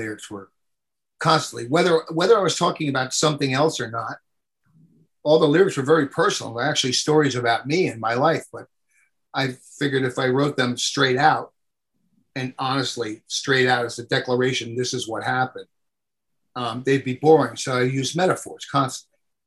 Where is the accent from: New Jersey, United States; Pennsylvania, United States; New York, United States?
New Jersey, United States; I'm from New Jersey.